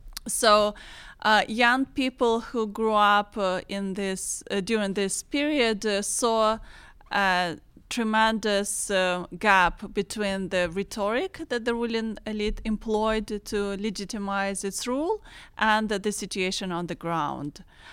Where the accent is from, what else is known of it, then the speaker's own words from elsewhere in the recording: Eastern Ukraine, Ukraine; I'm originally from Eastern Ukraine, and I just want to mention that Pittsburgh it has a sister city of Donetsk.